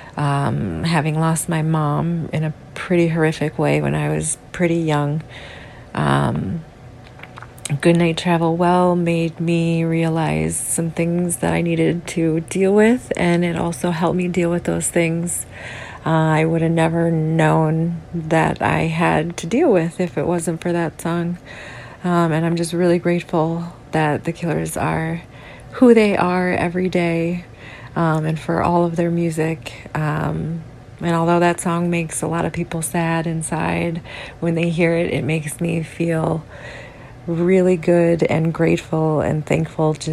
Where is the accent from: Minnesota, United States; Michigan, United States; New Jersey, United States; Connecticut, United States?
Minnesota, United States; St. Paul; I'm from St. Paul, Minnesota.